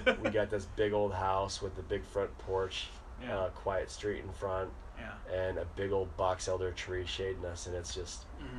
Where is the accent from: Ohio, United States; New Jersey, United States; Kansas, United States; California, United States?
Ohio, United States; Akron; I grew up in Akron, which is not always the best part of town.